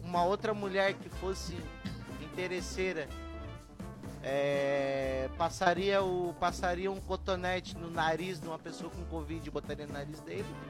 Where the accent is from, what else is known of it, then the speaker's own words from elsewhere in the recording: Santa Catarina, Brazil; Eu sou de Santa Catarina